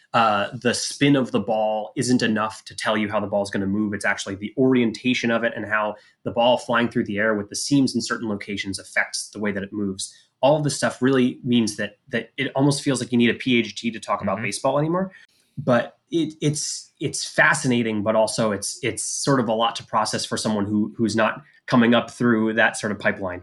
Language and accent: English; Philadelphia, Pennsylvania, United States; I grew up in the Philadelphia area